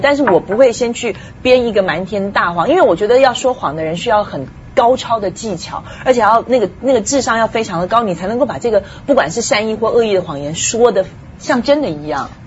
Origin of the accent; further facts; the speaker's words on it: Taiwan; moved away; 我从小在台湾长大哦